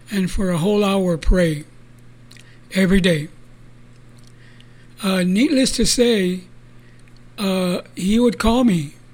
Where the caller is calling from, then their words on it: San Antonio, Texas, United States; This is Brother Charlie. I come to you from San Antonio, Texas, under the banner of Restores of the Altar